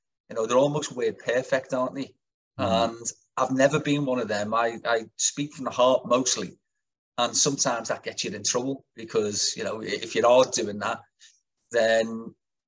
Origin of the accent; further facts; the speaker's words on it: Kirkby, North West England, United Kingdom; I'm a brickie from Kirby